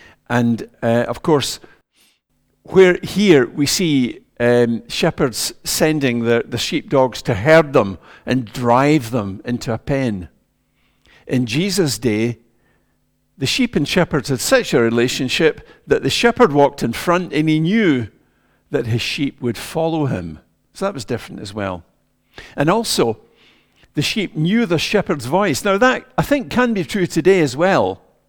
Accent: Ayrshire, Scotland, United Kingdom; I grew up in Ayrshire, in a wee mining village.

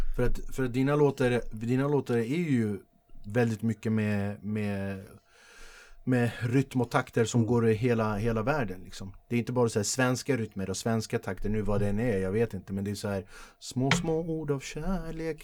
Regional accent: Flemingsberg, Stockholm County, Sweden; När jag växte upp i Flemingsberg

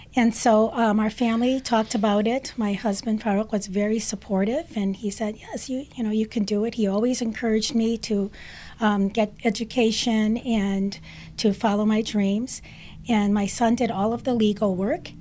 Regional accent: Detroit, Michigan, United States; I'm an American-born Chaldean. Mm-hmm. My husband was born in Tilcap, as my parents were. I come from a family of 14 children and grew up in Detroit.

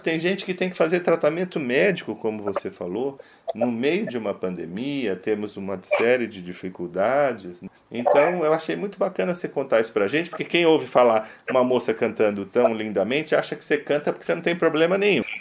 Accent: Brazil; a gente é brasileiro

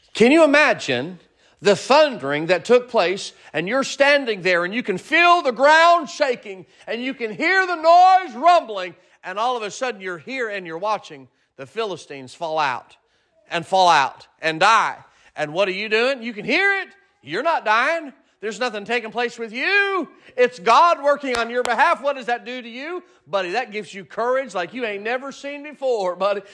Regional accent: United States; moved away; also born or lived in Kansas / Arkansas; growing up in Kansas and Arkansas and then moving here

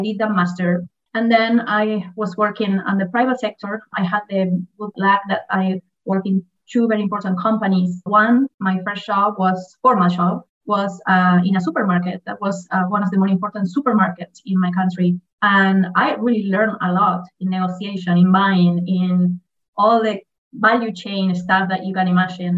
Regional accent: Argentina; I am from Argentina, actually with dual citizenship because, you know, most of the Argentine are Italian, so I am also Italian.

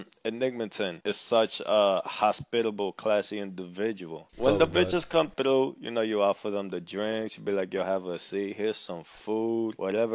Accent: New York City, New York, United States; We're from the Bronx

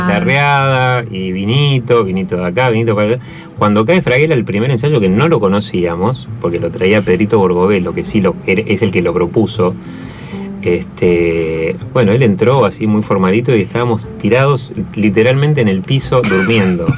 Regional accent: Buenos Aires, Argentina; also born or lived in Mendoza, Argentina; nosotros somos de acá, o sea, vivíamos acá en Buenos Aires

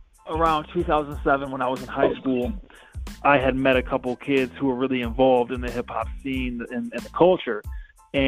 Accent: Toledo, Ohio, United States; I'm from Toledo, Ohio

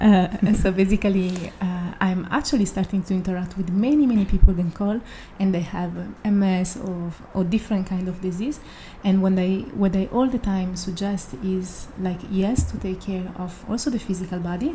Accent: Italy; moved away; I'm from Italy

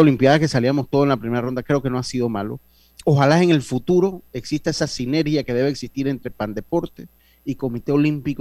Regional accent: Panama; a mí como panameño

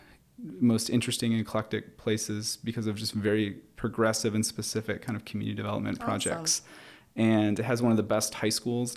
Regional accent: Kentwood, Michigan, United States; I grew up in Kentwood

